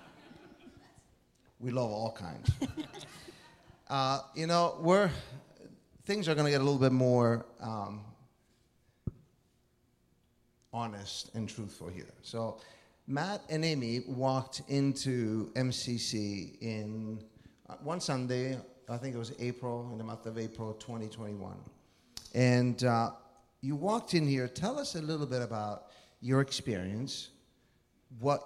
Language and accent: English; Italy; moved away; I was born and raised in Italy.